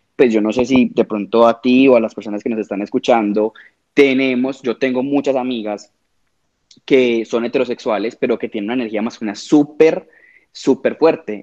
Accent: Medellín, Antioquia, Colombia; vivo en Medellín, soy de Medellín

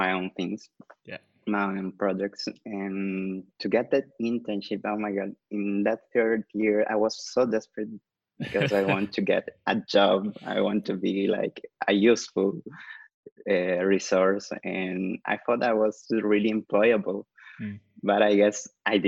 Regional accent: Callao, Peru; now in Lima, Peru; I'm from Lima, Peru. Actually, I was born in Callao, but I live in Lima now, and I'm studying here

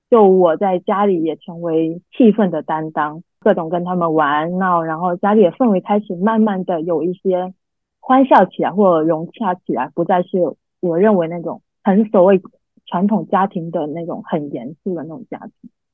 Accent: a small island in southern China, China; moved away; 我出生在一个，呃，中国南方的一个小海岛上面，然后这是一个很传统的家庭

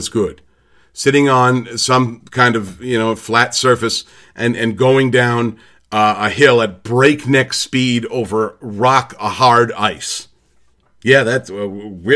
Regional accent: United States; I'm from America

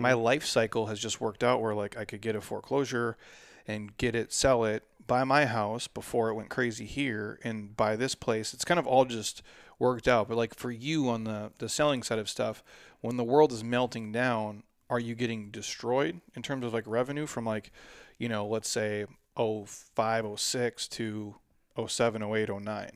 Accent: Midwest, United States; now in Scottsdale, United States; I'm a dude from the Midwest

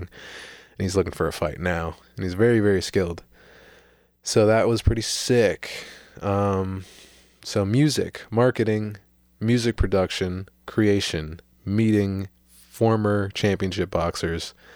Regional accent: St. Petersburg, Florida, United States; I am a man, uh, born and raised in Saint Petersburg, Florida.

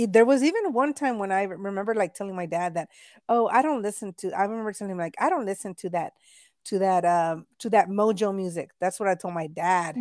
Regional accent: Texas, United States; I was born here in Texas, but my parents are from Mexico.

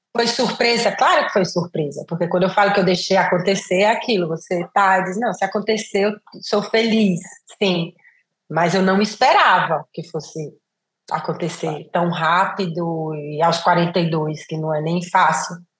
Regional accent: Brazil; moved away as an adult; also born or lived in Italy; saí do Brasil, né? Passei mais de 23 anos fora

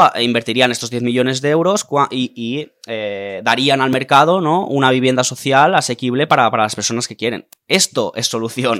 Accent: Tarragona, Catalonia, Spain; also born or lived in Cambrils; somos de Tarragona

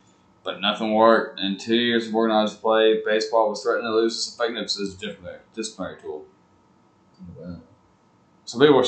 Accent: Huntsville, Alabama, United States; I'm one of the few born and raised in Huntsville.

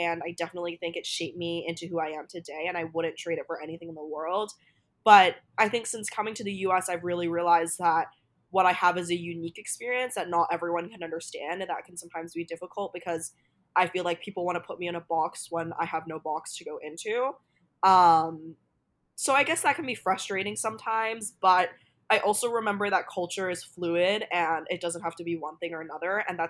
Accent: Hong Kong; I grew up in Asia. I grew up learning Chinese, like Mandarin at school. I grew up around a lot of Chinese culture in Hong Kong.

